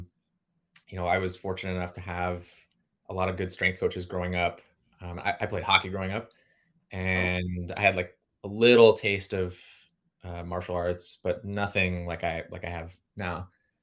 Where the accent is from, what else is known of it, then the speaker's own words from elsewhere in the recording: Woodbridge, Virginia, United States; now in California, United States; I'm actually from the DMV. I'm from Woodbridge, Virginia, so I'm on the other side